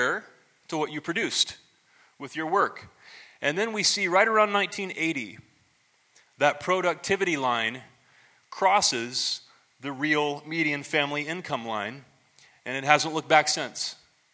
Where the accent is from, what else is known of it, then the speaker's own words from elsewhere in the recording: Ohio, United States; now in Phoenix, United States; growing up in the 80s, in my hometown in Ohio